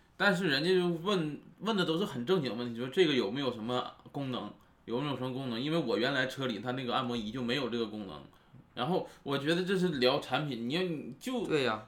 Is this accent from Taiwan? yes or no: no; Northeast China, China; moved away; 我家也是东北的